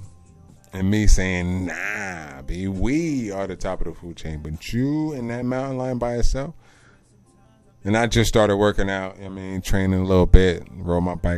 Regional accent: Central New Jersey, United States; also born or lived in Colorado; I'm from Central New Jersey

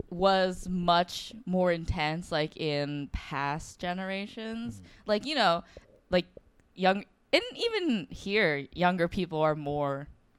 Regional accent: Japan; moved away; also born or lived in Tokyo / Osaka; I'm from Japan. My family lives in Tokyo, but my like grandparents all live in Osaka.

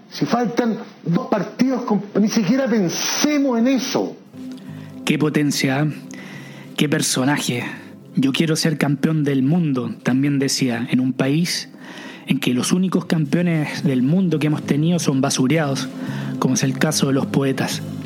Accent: Chile; moved away as an adult; salí de Chile.

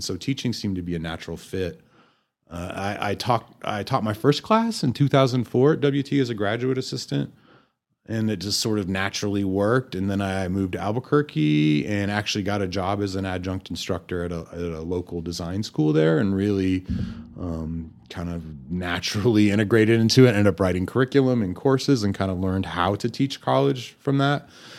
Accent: Germany; born there; also born or lived in Amarillo, United States; I took German, which I was born in Germany, and my mother was a German teacher, and that did not stick.

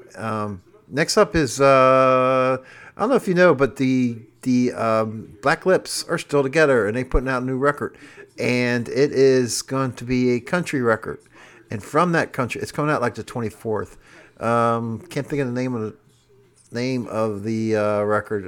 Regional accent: Cincinnati, Ohio, United States; I'm from Cincinnati.

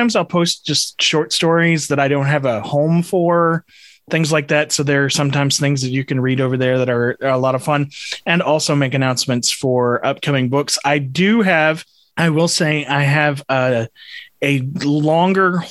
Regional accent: Texas, United States; I am a Texan.

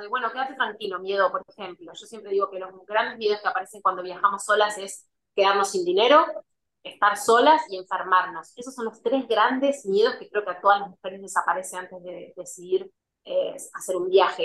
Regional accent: Argentina; moved away as an adult; soy argentina

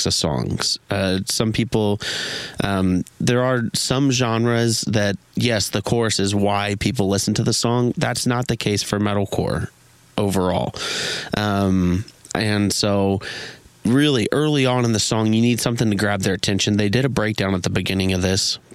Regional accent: Missouri, United States; I'm from Missouri.

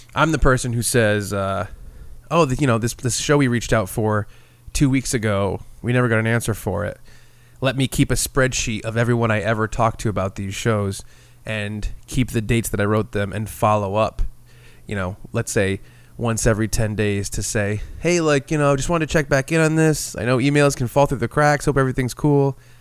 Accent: Rhode Island, United States; we're from Rhode Island and we're around New England

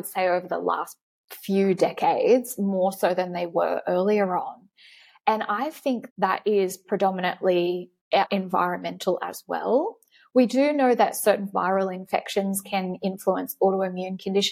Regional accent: Australia; being an Australian, is that we live in this beautiful, sunny, vitamin D rich location

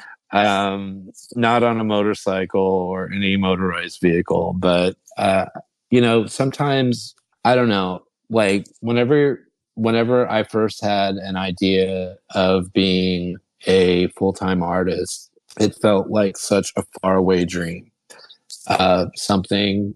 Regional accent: Midwest, United States; now in Philadelphia, United States; I'm from the Midwest

